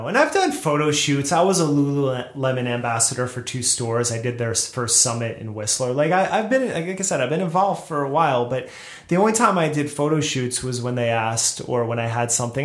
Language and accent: English; New Jersey, United States; moved away as an adult; also born or lived in Brooklyn, New York; now in Los Angeles, United States; I grew up in Jersey